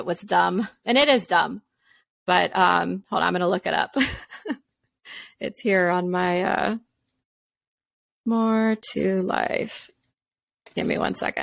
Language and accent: English; a suburb of Tampa, Florida, United States; grew up in a town in a suburb of Tampa